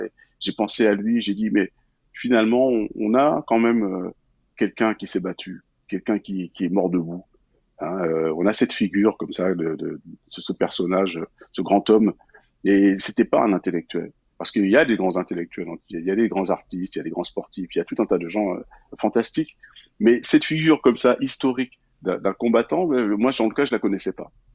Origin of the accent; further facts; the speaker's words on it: France; also born or lived in Guadeloupe; en tant que Guadeloupéen né en France hexagonale